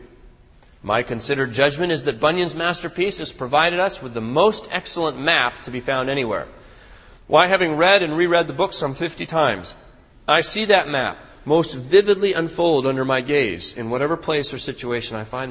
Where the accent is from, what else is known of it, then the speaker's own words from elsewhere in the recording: Northern California, United States; When I was a boy, I grew up in Northern California